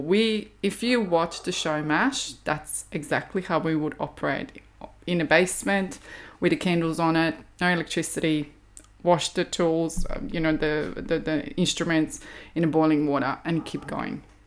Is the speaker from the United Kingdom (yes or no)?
no; Zagreb, City of Zagreb, Croatia; moved away as an adult; now in Australia; I was in Zagreb, capital city where I was raised and born